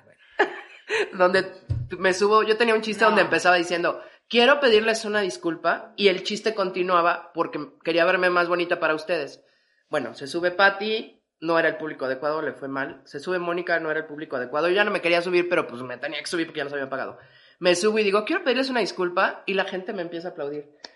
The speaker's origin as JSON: {"language": "Spanish", "region": "Mexico City", "country": "Mexico", "said": "como chilangos"}